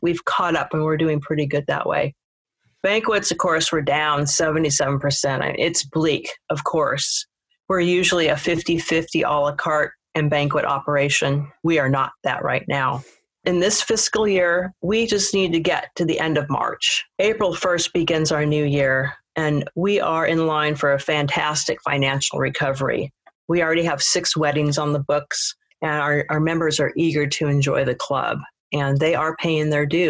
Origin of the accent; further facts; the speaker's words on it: Seattle, Washington, United States; moved away; also born or lived in Paris, France; I'm from Seattle, Washington